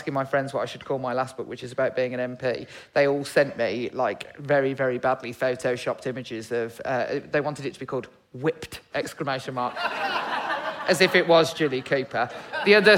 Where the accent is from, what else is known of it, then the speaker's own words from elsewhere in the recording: Birmingham, West Midlands, United Kingdom; I'm from Birmingham